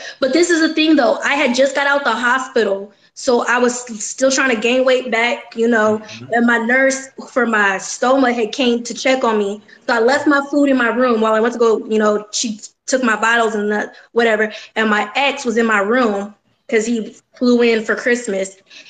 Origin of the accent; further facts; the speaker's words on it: El Paso, Texas, United States; I grew up in El Paso, 20 plus years.